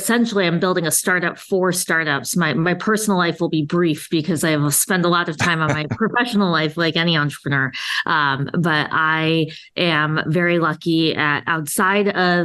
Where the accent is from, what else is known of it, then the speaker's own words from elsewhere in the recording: Chicago, Illinois, United States; moved away as an adult; also born or lived in Massachusetts / New York; now in Florida, United States; I'm a Chicagoan, and so Chicago is home, will always be home